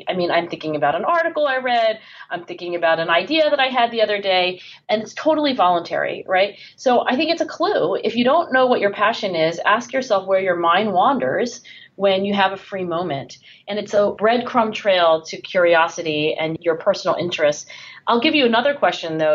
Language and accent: English; Philadelphia, Pennsylvania, United States; my hometown of Philadelphia